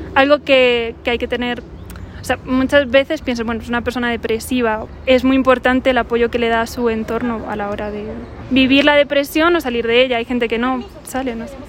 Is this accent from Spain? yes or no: yes; Spain; moved away; aquí, en México, yo soy de España